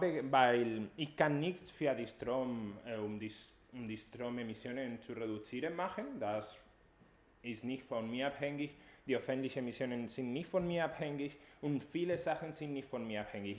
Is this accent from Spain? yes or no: yes; Spain; German is a second language; now in Germany; Ich komme aus Spanien